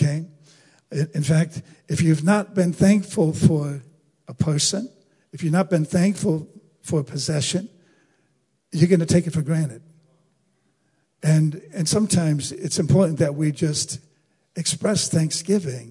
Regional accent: United States; as American citizens

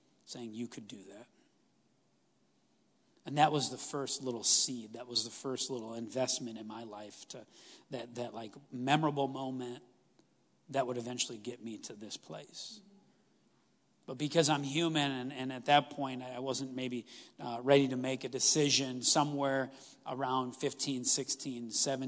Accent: Stevens Point, Wisconsin, United States; I grew up in Stevens Point.

